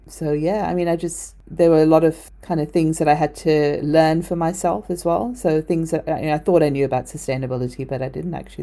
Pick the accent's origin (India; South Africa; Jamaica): South Africa; moved away; I was born in South Africa, and sustainability is just a way of life there